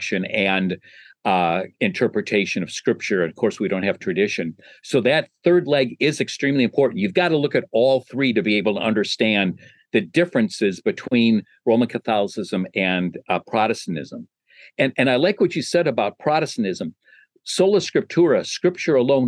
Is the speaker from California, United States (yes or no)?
no; Chicago, Illinois, United States; my hometown, Chicago, Illinois